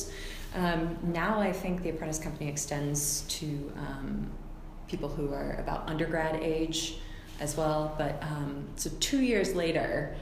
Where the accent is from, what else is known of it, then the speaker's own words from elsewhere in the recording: Nashville, Tennessee, United States; moved away as an adult; now in Seattle, United States; I'm from Nashville, Tennessee, originally. I just crossed the 10-year mark of living in Seattle